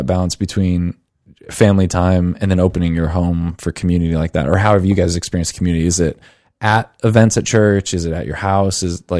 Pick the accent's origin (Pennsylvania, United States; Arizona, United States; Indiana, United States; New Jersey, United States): Indiana, United States; Munster; Hey, I'm from Munster. Leave our town alone. Don't make fun of us. We're great.